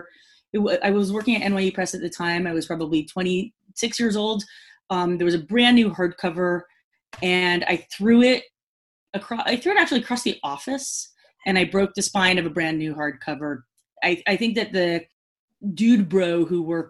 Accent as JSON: {"language": "English", "region": "Connecticut", "country": "United States", "tie": "born or raised there", "said": "the town I grew up in Connecticut"}